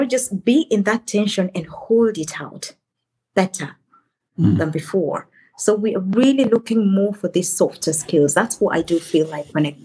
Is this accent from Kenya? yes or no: yes; Kenya; moved away as an adult; now in Germany; I come originally from Kenya, and I've lived in Germany for over a decade.